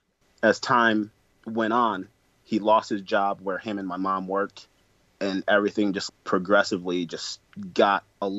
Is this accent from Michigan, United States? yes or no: yes; Flint, Michigan, United States; now in Detroit area, United States; that is my hometown